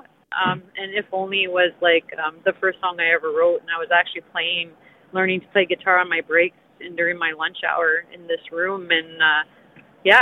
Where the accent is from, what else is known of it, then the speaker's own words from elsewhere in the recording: Kapuskasing, Ontario, Canada; now in Timmins, Canada; I moved from Cap this past summer